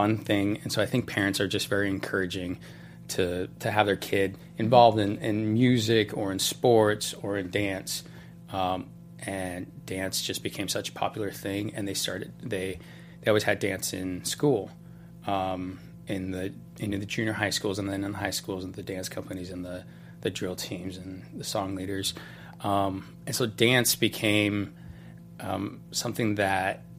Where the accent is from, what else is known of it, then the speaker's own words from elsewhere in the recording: Utah, United States; moved away as an adult; now in Los Angeles, United States; I'm from Utah